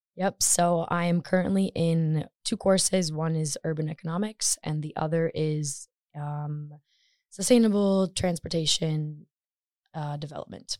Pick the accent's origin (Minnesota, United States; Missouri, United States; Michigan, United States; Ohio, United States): Michigan, United States; moved away as an adult; now in Stockholm, Sweden; I'm from Michigan, U S